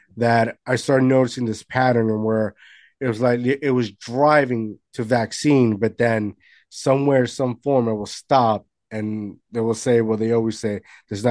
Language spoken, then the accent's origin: English; Puerto Rico; moved away; I grew up in Puerto Rico and everything over there is like Monday through Friday